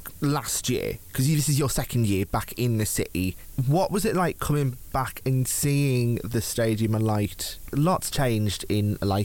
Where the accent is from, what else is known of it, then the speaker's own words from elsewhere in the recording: Newcastle upon Tyne, North East England, United Kingdom; I'm from Newcastle.